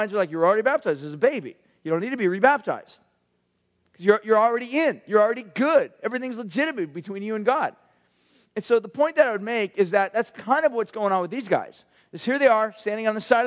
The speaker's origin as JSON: {"language": "English", "town": "Huntington Beach", "region": "California", "country": "United States", "tie": "born or raised there", "said": "I grew up in Huntington Beach and went to a school called Ocean View High School."}